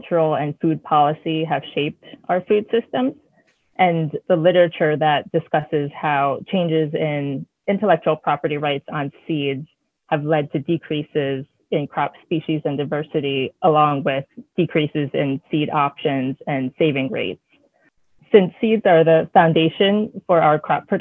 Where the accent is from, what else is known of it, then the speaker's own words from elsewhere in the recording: New Jersey, United States; also born or lived in Pennsylvania / Maine; now in St. Lawrence County, New York, United States; so we lived in Pennsylvania, Maine, but I grew up in New Jersey.